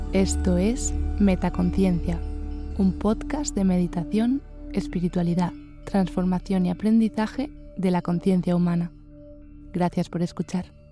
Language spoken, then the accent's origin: Spanish; Spain; moved away; yo soy de España y he estado en México unos meses, ahora estoy en Colombia